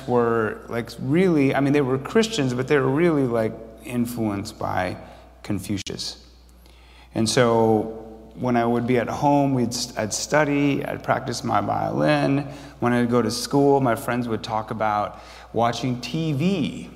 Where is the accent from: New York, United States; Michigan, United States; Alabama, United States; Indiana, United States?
Michigan, United States; Grand Blanc; moved away; also born or lived in Chicago; I didn't know if I was from Korea or from Grand Blanc, Michigan.